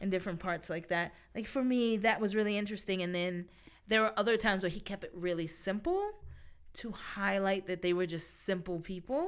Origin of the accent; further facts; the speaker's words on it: United States; being an American